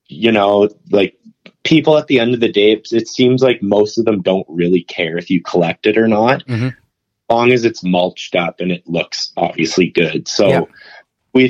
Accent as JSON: {"language": "English", "country": "Canada", "said": "I'm a Canadian"}